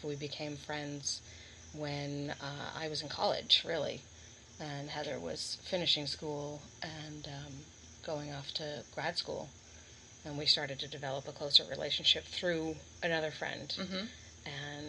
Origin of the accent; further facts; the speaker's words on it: Boston, Massachusetts, United States; I'm from Massachusetts, from mm-hmm. the Boston area.